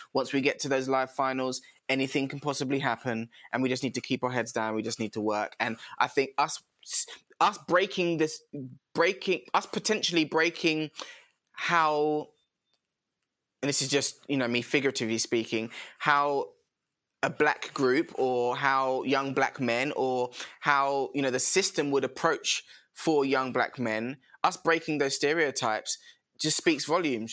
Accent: London, United Kingdom; also born or lived in Croydon; now in Kent, United Kingdom; I was originally based sort of Brixton Tulse Hill area.

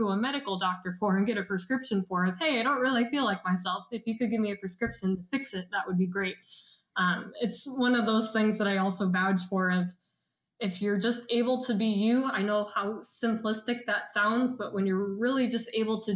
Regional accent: the Midwest, Iowa, United States; I'm from the Midwest, and Midwestern is very traditional.

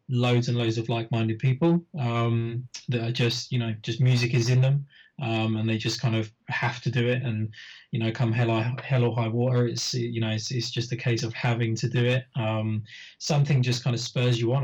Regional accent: United Kingdom; I was putting on shows locally in my in my hometown, um, which is a, a, kind of a shire town just north of London

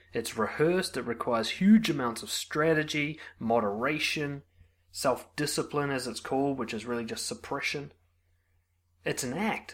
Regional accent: New Zealand; as a New Zealander

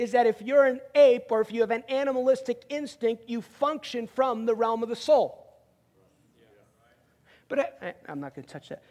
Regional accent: outside New York City, United States; moved away; I grew up outside New York City

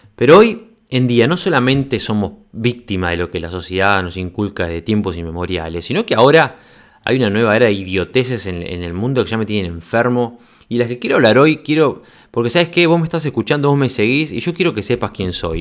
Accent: Uruguay; moved away as an adult; also born or lived in Congo / Uganda / Norway; now in Sweden; casi seis años que me fui desde Uruguay

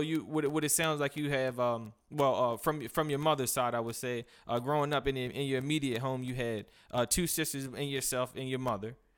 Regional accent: Cambridge, Maryland, United States; a city where I'm from as well.

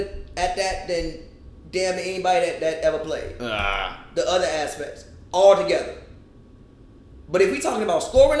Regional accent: Chicago, Illinois, United States; I grew up in Chicago in the 90s.

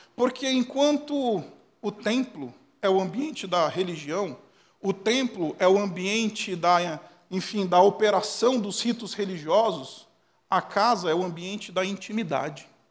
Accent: ABC Paulista, São Paulo, Brazil; eu sou do ABC Paulista

